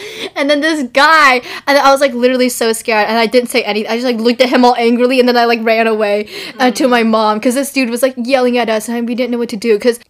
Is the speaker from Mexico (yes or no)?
no; California, United States; Where are you from? Like, I'm from California.